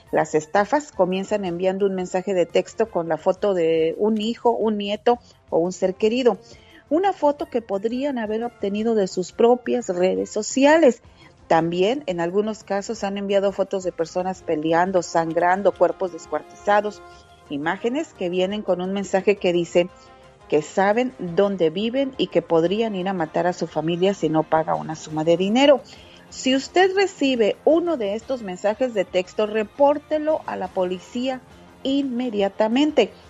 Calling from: Oregon, United States; de Oregon

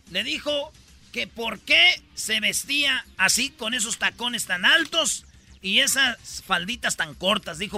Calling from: Scottsdale, Arizona, United States; me fui a Glendale, de Glendale estoy ahora en Scottsdale. Aquí estoy en Scottsdale. Aquí es donde vive la gente rica de dinero de, de Phoenix.

